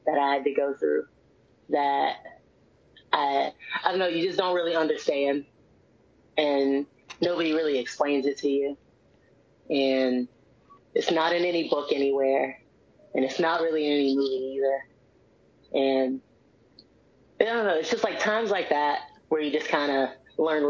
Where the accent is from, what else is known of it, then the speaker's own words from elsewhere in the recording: Washington, District of Columbia, United States; I'm from Washington, D.C.